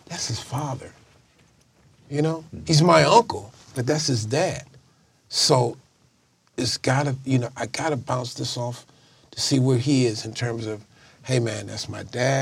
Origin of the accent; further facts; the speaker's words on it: Chicago, Illinois, United States; I'm from Chicago.